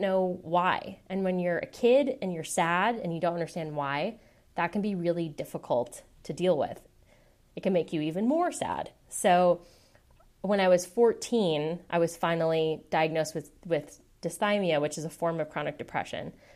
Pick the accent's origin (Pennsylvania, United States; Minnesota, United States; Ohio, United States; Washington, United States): Washington, United States; Seattle; moved away as an adult; now in San Francisco, United States; I was born and raised in Seattle. I was there until I was eighteen, and then I went away to college.